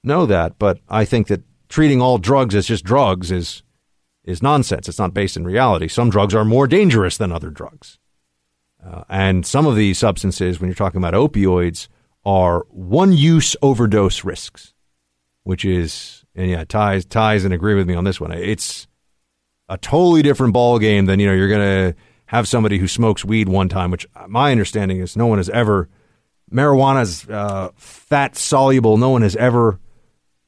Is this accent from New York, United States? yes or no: yes; New York, United States; growing up in New York